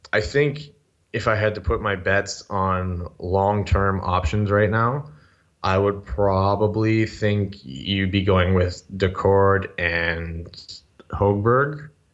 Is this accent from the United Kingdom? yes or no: no; Sudbury, Ontario, Canada; moved away as an adult; now in Toronto, Canada; I was born and raised in Sudbury, Ontario